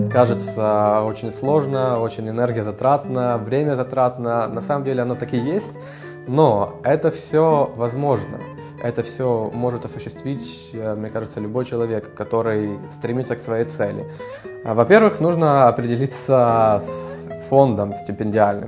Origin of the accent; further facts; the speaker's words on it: Ukraine; moved away as an adult; also born or lived in Kyiv / Kharkiv; now in Munich, Germany; я сам из Украины